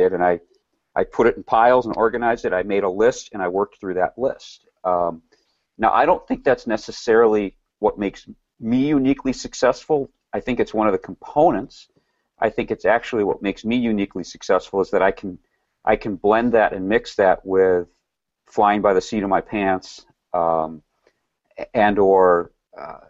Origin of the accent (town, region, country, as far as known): Milwaukee, Wisconsin, United States; also born or lived in Rochester